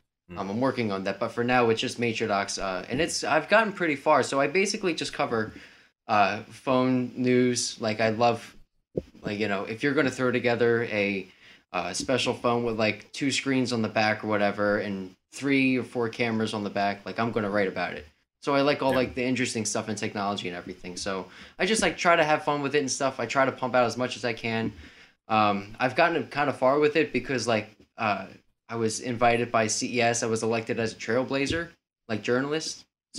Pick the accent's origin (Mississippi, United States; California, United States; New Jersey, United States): New Jersey, United States; also born or lived in Tennessee / South Carolina; So I'm just from New Jersey. I've lived in Tennessee, South Carolina. Multiple places around the country.